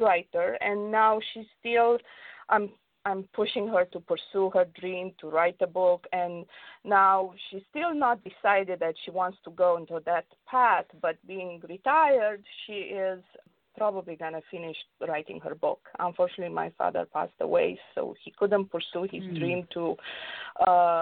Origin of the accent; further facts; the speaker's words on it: Romania; now in Los Angeles, United States; growing up in Romania, it was tough because I grew up during the communist regime